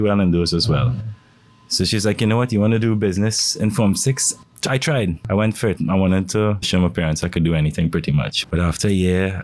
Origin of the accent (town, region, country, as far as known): St. Augustine, Trinidad & Tobago; born or raised there; also born or lived in Woodbrook, Port of Spain, Trinidad and Tobago